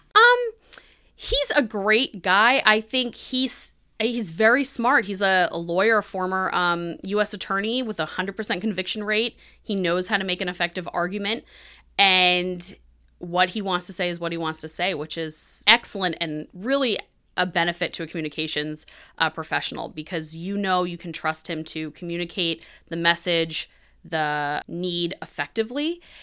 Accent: New Hampshire, United States; So I am originally from New Hampshire. I live there now

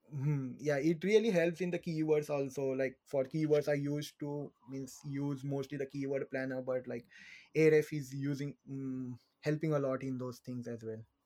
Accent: India; moved away as an adult; now in Ireland; I'm from India. I first came to Ireland in around 2019.

